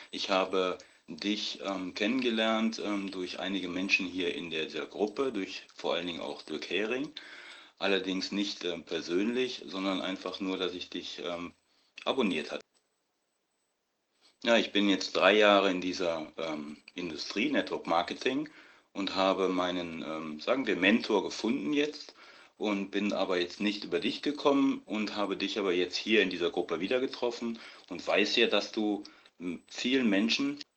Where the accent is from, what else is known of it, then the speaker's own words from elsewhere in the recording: Düsseldorf, North Rhine-Westphalia, Germany; Ich bin ähm, aus Düsseldorf und bin nicht oft hier in Düsseldorf